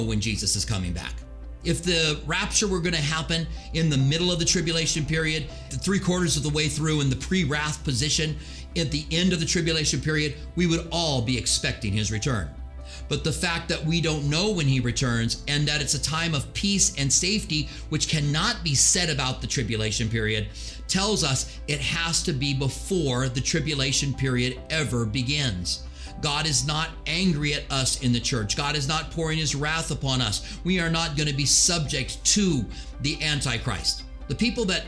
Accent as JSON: {"language": "English", "country": "United States", "said": "I'm an American"}